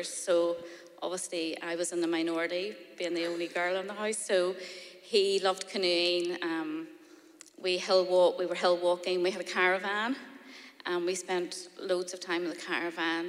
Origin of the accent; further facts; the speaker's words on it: Lisburn, Northern Ireland, United Kingdom; I was born in Lisburn